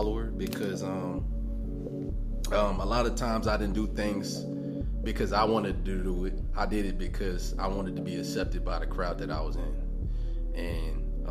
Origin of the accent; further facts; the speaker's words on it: Columbia, South Carolina, United States; I'm from from Columbia, South Carolina